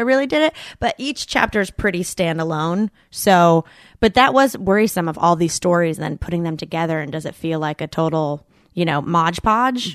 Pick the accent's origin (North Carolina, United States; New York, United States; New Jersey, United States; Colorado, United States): North Carolina, United States; Boonville; I'm from a town called Booneville